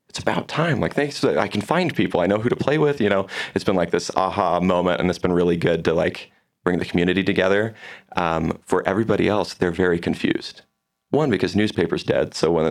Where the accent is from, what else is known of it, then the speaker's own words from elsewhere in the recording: Vancouver, Washington, United States; moved away as an adult; now in Provo, United States; So I'm originally from like the Portland area. I'm from Vancouver, Washington, just across the river.